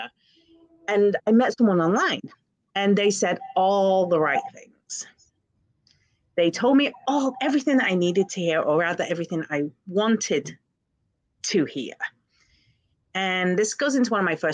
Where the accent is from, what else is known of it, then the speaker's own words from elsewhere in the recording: England, United Kingdom; I grew up in England and I was bullied pretty badly